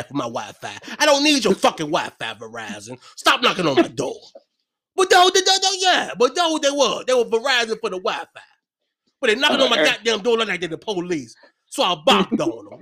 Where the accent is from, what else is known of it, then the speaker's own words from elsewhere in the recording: Virginia, United States; I am from Virginia.